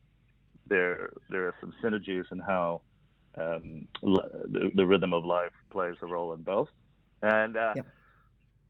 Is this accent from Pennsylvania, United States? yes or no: no; Boston, Massachusetts, United States; moved away as an adult; now in McLaren Vale, Australia; I'm born and bred in Boston, Massachusetts. I'm a true blue Boston boy. I grew up in a restaurant family in Boston